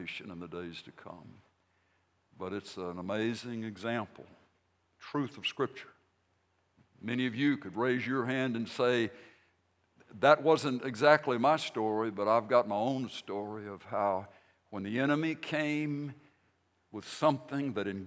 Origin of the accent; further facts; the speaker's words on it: Vicksburg, Mississippi, United States; I was born in Vicksburg, Mississippi in 1953, back before the earth's crust hardened so long ago. But I grew up in the old South, in a sense